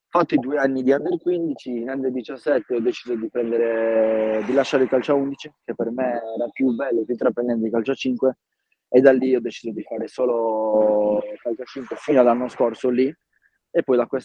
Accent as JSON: {"language": "Italian", "town": "Villasor", "region": "Sardinia", "country": "Italy", "tie": "born or raised there", "said": "Quindi da subito ho iniziato fin da 4 anni e mezzo a giocare a calcio 11 nel mio paese, Villasor."}